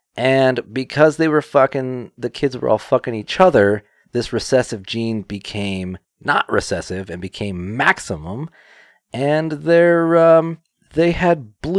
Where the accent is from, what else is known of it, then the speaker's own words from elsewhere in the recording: Kentucky, United States; I'm from Kentucky.